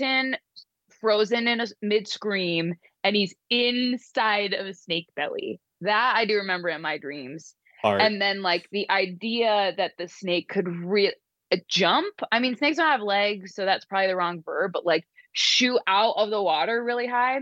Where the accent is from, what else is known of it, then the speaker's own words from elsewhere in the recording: Chesapeake Beach, Maryland, United States; I grew up in Chesapeake Beach